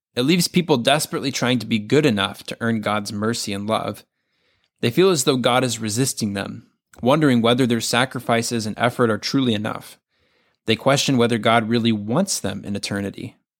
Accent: the South, United States; Growing up in the South

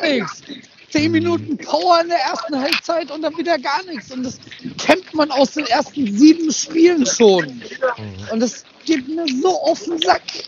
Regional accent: Upper Palatinate, Bavaria, Germany; ich komme aus der Oberpfalz

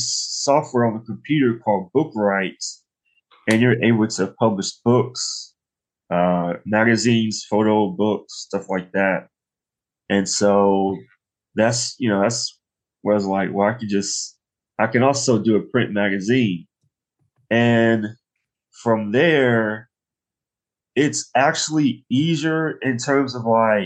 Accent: Nashville, Tennessee, United States; I was born and raised in Nashville

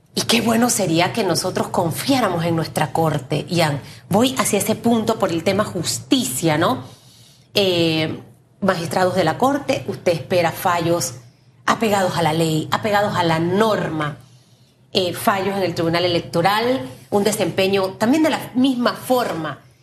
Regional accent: Panama; como panameños

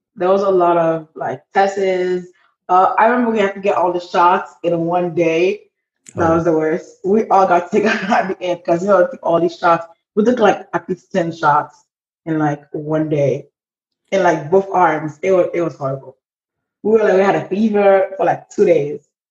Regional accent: Port-au-Prince, Ouest, Haiti; moved away; I am 20 years old and I am from Port au Prince, Haiti

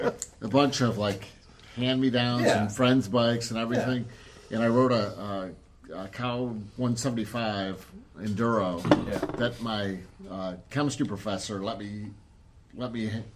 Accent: Euclid, Ohio, United States; I grew up in Euclid

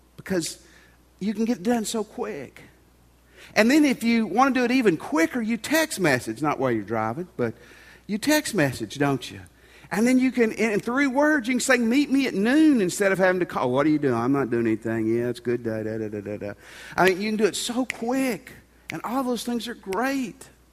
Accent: Tennessee, United States; moved away; where I grew up in Tennessee

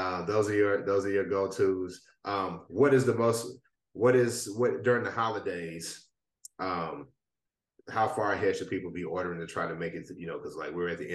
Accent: Midwest, United States; I'm a Midwest boy, so all the stuff about the South, I'm a little behind though.

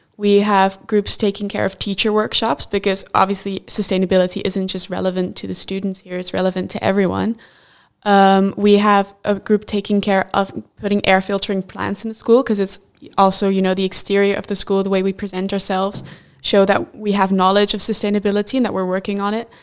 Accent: Netherlands; I'm from the Netherlands

